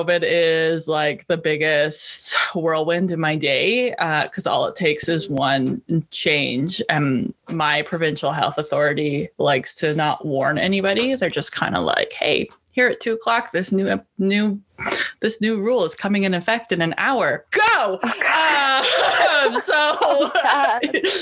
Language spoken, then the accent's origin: English; Canada; I'm a Canadian